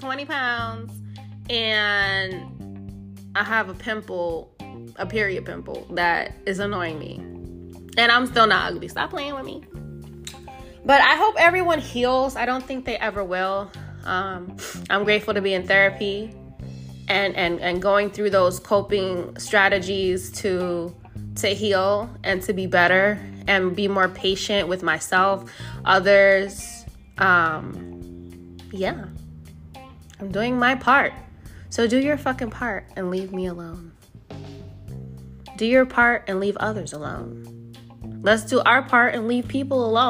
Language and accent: English; United States; I'm fucking American. I barely speak Spanish